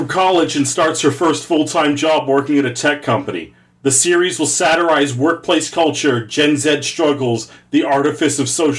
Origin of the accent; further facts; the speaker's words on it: Canada; I'm Canadian.